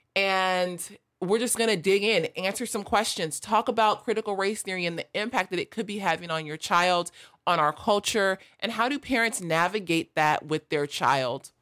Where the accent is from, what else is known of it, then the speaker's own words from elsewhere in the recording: Los Angeles, California, United States; I grew up in South L